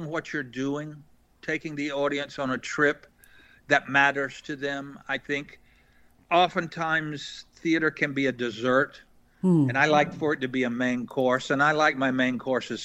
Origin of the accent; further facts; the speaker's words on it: Eastern North Carolina, United States; I'm from Eastern North Carolina